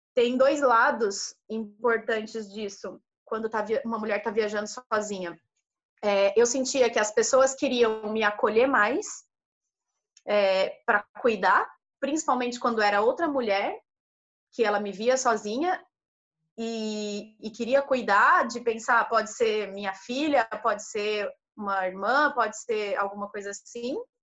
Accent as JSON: {"language": "Portuguese", "country": "Brazil", "said": "sou do Brasil, e que o pessoal já adora, né? No caso, é, sou brasileira"}